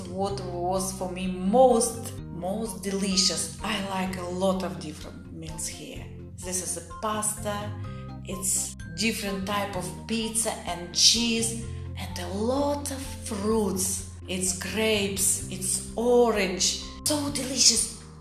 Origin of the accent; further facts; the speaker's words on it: Russia; English is a second language; Я из России.